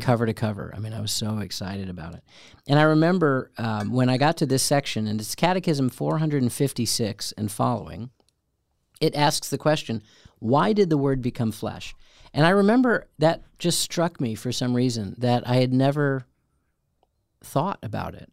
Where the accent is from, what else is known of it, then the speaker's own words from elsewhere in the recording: Chicago, Illinois, United States; growing up in Chicago, which had a great theater